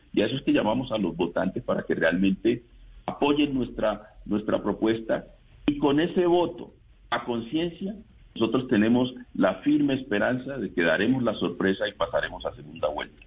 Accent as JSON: {"language": "Spanish", "town": "Andagoya", "region": "Chocó", "country": "Colombia", "tie": "born or raised there", "said": "estuve en, en Andagoya, mi pueblo"}